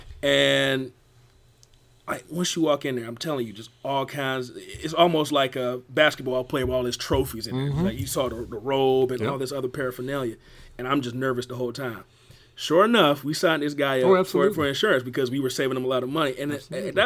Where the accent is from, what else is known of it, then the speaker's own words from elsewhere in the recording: Detroit, Michigan, United States; I'm from Detroit